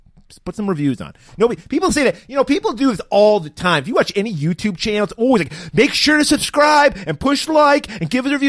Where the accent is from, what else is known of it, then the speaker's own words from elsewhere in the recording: Pontiac, Michigan, United States; my hometown of Pontiac